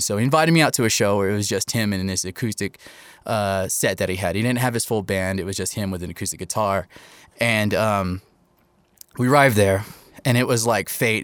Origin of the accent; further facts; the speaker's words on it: Topeka, Kansas, United States; moved away as an adult; now in Albuquerque, United States; I was raised in Topeka, Kansas, now living in Albuquerque in the 505